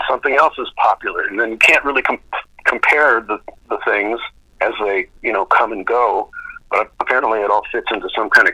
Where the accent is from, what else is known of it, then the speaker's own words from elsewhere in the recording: Duluth, Minnesota, United States; moved away; I was from Duluth, Minnesota